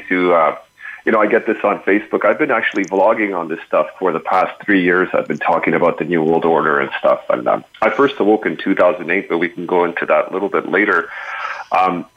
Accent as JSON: {"language": "English", "town": "Montreal", "region": "Quebec", "country": "Canada", "said": "I'm from Montreal"}